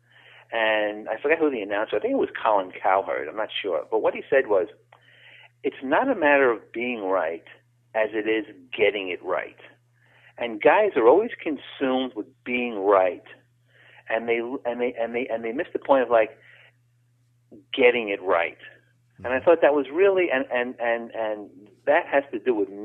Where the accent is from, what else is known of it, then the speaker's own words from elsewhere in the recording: New York City, New York, United States; I grew up in the North Bronx, about 5 blocks north of Yankee Stadium in New York City